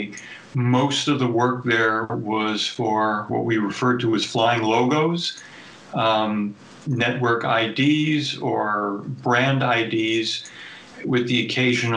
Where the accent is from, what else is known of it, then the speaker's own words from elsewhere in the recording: New York City, New York, United States; I grew up in New York City, which was a major media market